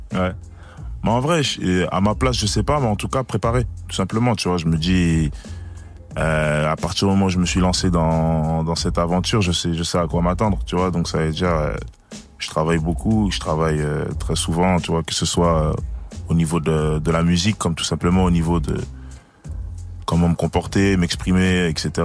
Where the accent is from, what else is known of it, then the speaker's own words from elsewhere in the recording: Liège, Wallonia, Belgium; je suis de Belgique à Liège